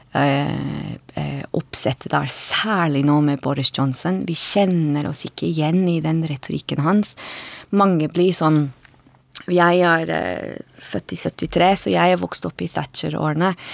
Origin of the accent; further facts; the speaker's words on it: Edinburgh, Scotland, United Kingdom; Norwegian is a second language; moved away as an adult; now in Oslo, Norway; jeg kommer fra Edinburgh i Skottland. Jeg eh, bodde i Norge i litt over 15 år